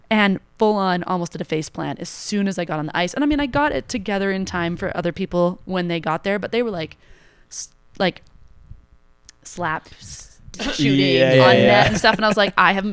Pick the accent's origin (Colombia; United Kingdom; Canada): Canada; moved away; also born or lived in Boston, Massachusetts; I thought being Canadian would like automatically make me a good skier good skater